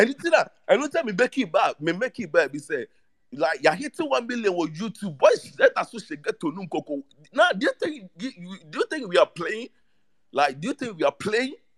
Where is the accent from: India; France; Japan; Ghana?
Ghana; I'm from Ghana